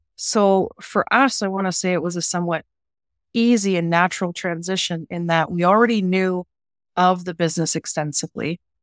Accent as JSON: {"language": "English", "town": "Orillia", "region": "Ontario", "country": "Canada", "moved": "as an adult", "said": "I'm actually originally from Southern Ontario"}